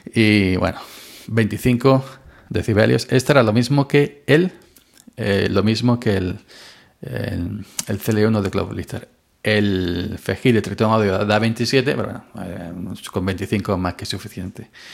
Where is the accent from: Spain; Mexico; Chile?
Spain; Andalusia; soy andaluz.